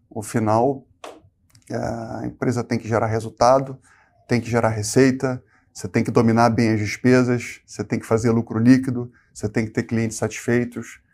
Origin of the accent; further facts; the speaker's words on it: Rio de Janeiro, Brazil; moved away as an adult; also born or lived in Porto Alegre; Eu sou carioca.